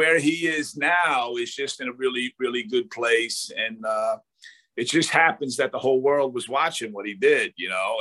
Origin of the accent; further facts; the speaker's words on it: Jersey City, New Jersey, United States; I was born in Jersey City where St. Peter's is